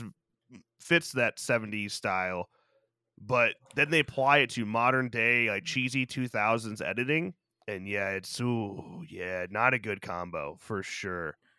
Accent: Byron, United States; my hometown carnival, Old Byron Fest

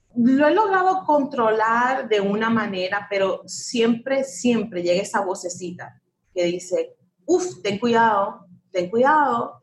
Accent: United States; un país, mi país, donde yo nací, donde que yo quiero

